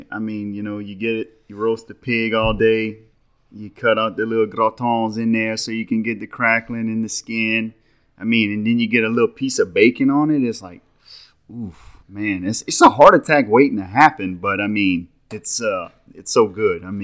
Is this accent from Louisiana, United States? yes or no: yes; Louisiana, United States; I'm from Louisiana.